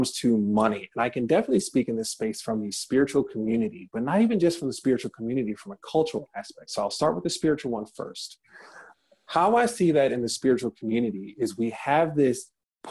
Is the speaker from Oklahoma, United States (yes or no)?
no; Detroit, Michigan, United States; in my hometown of Detroit, Michigan